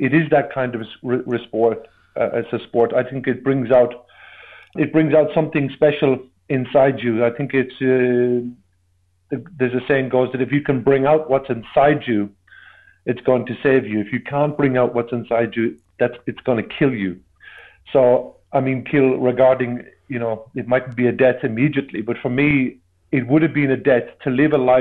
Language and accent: English; Ireland; growing up in Ireland in the 80s